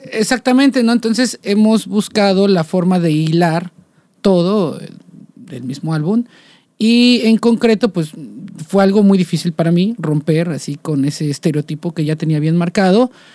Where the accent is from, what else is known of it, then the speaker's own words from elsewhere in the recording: Coatepec, Veracruz, Mexico; moved away as an adult; now in Xalapa, Mexico; yo vengo de una familia un poco tradicional, ¿no? Eh, y también de una ciudad un poco tradicional, que es Coatepec, Veracruz